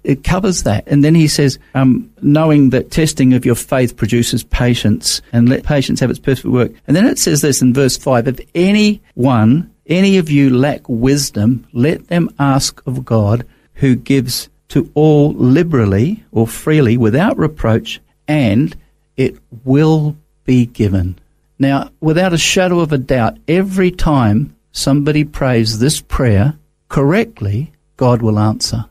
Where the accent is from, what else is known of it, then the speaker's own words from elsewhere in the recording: Christchurch, Canterbury, New Zealand; moved away as an adult; also born or lived in England / Auckland; now in Australia; Came over uh, when I was three, went to New Zealand